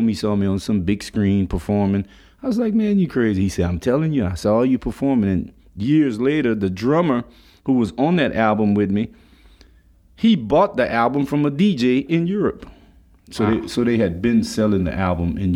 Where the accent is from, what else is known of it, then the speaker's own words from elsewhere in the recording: Lafayette, Louisiana, United States; also born or lived in Washington Heights; I grew up in Lafayette on Short Street